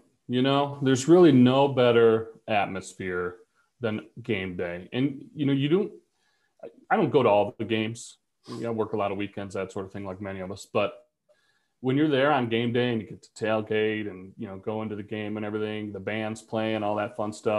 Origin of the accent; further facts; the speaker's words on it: Stockbridge, Michigan, United States; moved away as an adult; now in Mount Pleasant, United States; And I'm originally from Stockbridge, Michigan. So small rural community right in the middle of East Lansing and Ann Arbor, kind of the center point between those two universities.